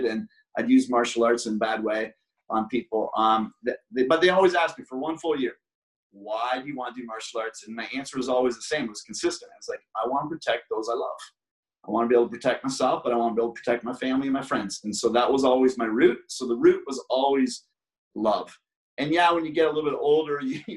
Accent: Brockville, Ontario, Canada; I was living in my hometown of Brockville

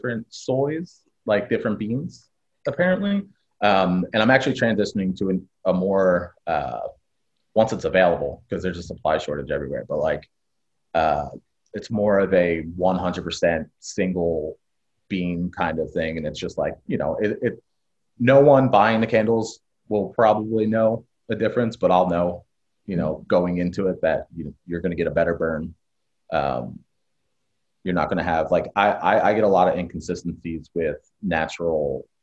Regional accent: Philadelphia, Pennsylvania, United States; I grew up in Kensington in Philadelphia, which I'm now residing in again.

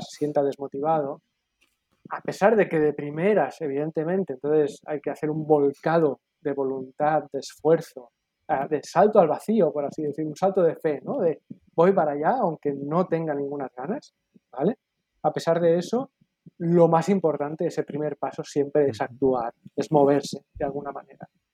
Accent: Barcelona, Catalonia, Spain; aquí en Cataluña, en Barcelona, y me considero barcelonés y me considero catalán y me considero español

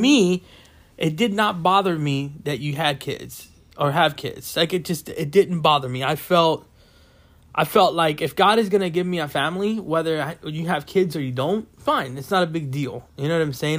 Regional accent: West Palm Beach, Florida, United States; born and raised in West Palm Beach, Florida

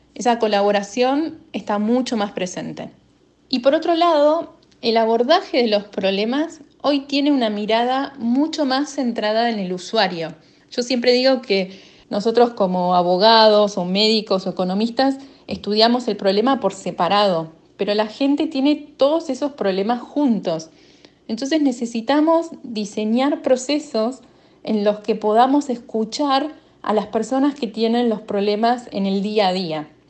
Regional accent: Argentina; de Argentina

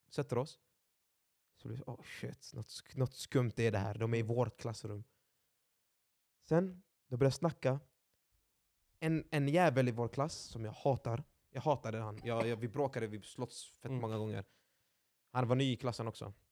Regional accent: Gothenburg, Västra Götaland, Sweden; Jag är uppväxt i Tynnered.

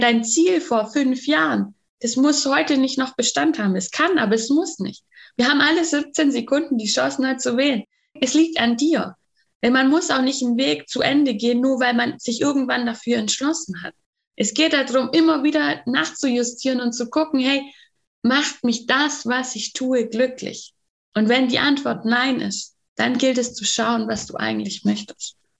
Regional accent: Bavaria, Germany; Bei uns in Bayern

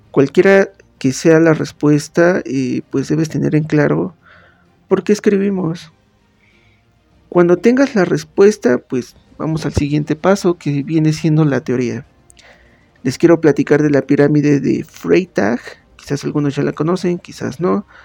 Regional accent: Pachuca, Hidalgo, Mexico; soy originario de Pachuca Hidalgo, comunicólogo por la Universidad Autónoma del Estado de Hidalgo y corrector de estilo por la Universidad Autónoma de Barcelona.

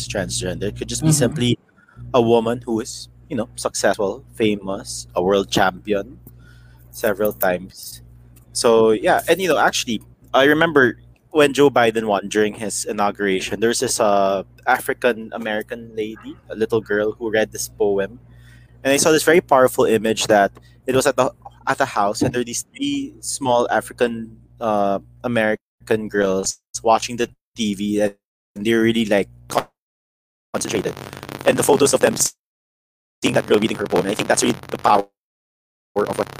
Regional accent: Philippines; growing up, we're all from the Philippines

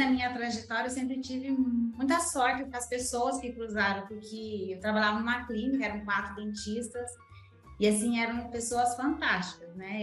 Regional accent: Canoinhas, Santa Catarina, Brazil; moved away; eu nasci em Canoinha, Santa Catarina, né? Uma cidade pequena. Então, nasci, cresci, vivi lá com meus pais

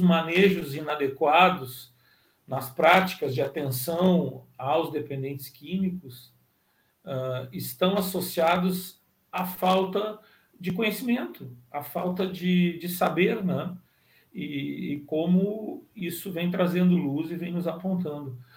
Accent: Pelotas, Rio Grande do Sul, Brazil; eu sou natural de Pelotas

